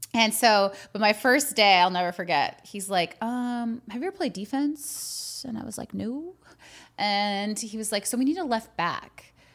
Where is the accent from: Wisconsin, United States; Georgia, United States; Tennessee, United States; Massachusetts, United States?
Wisconsin, United States; Green Bay; I grew up in Green Bay